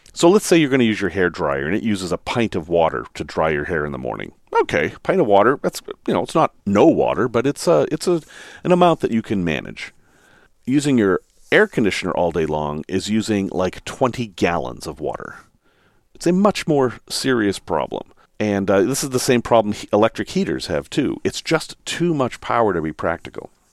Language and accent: English; Salem, Massachusetts, United States; I grew up in Salem, Massachusetts.